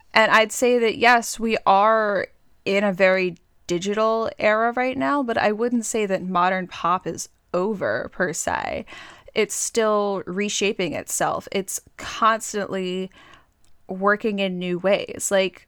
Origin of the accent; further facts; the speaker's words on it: Pennsylvania, United States; I mean, live isn't terrible, but keep in mind, I grew up in Central PA, and the band … with their hit … is from York.